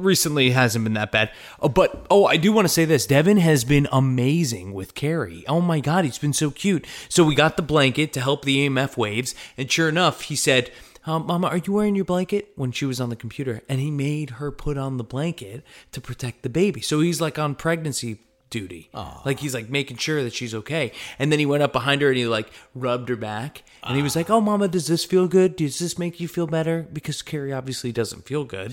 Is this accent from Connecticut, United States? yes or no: yes; Connecticut, United States; Connecticut, East Coast